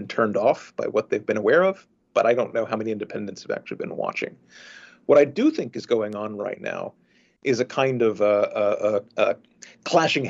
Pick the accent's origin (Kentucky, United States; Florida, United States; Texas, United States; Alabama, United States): Florida, United States; I am from Florida